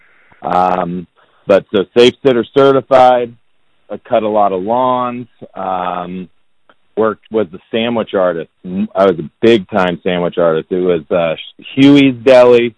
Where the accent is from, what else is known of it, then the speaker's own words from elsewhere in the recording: Indianapolis, Indiana, United States; born and raised in Indianapolis